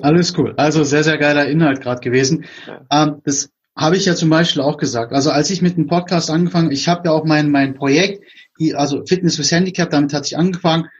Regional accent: Berlin, Germany; ich komme aus Berlin, da sagt man, es mir Rille

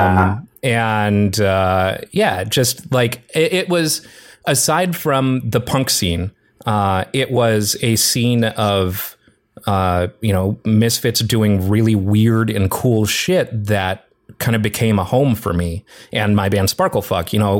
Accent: around Chicago, Midwest, United States; moved away; also born or lived in Wisconsin; I grew up in the Midwest and around Chicago.

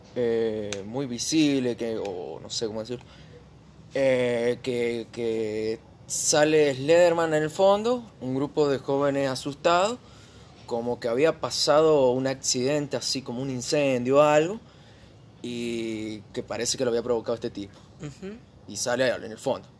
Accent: San Juan, Argentina; born or raised there

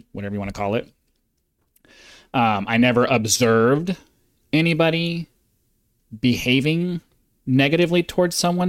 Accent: South Carolina, United States; You see, I grew up in South Carolina. I mean, it doesn't get much more southern than that.

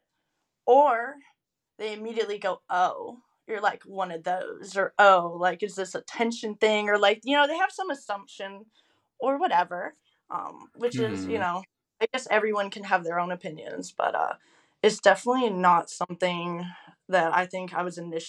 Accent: the South, United States; I think also growing up in the South, like, people just really aren't as open to those things here, obviously.

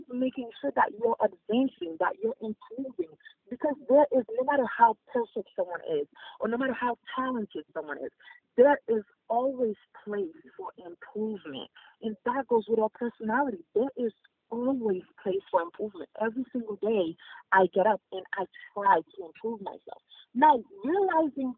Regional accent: Haiti; also born or lived in Boston, United States; now in Florida, United States; As a first-generation immigrant, for me, the biggest thing is growing up in Haiti.

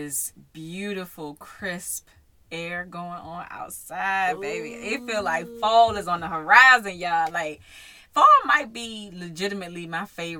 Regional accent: Maryland, United States; my hometown, Maryland.

